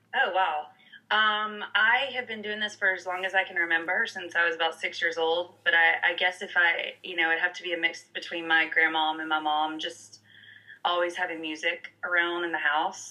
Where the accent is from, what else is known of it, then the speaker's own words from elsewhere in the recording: Montgomery, Alabama, United States; also born or lived in New York City; now in Los Angeles, United States; I grew up in Alabama, specifically Montgomery